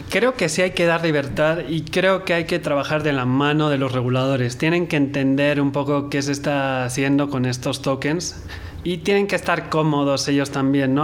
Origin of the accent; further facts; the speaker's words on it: Mexico; yo como mexicano